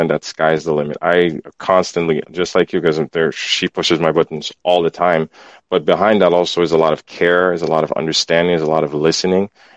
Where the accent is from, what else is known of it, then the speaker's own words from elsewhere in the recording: Port-au-Prince, Ouest, Haiti; moved away; I grew up in Haiti, Port-au-Prince